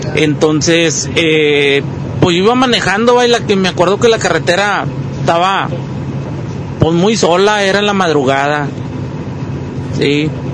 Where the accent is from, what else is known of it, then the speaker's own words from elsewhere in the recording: Durango, Mexico; now in Monterrey, Mexico; nosotros somos del estado de Durango